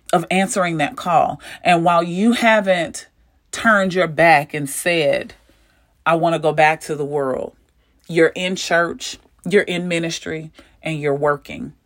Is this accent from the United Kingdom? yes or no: no; St. Louis, Missouri, United States; I'm from Saint Louis